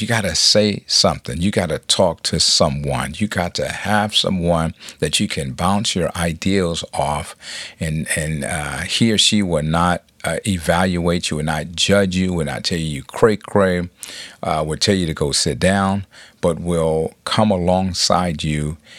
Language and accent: English; Compton, California, United States; I'm from Compton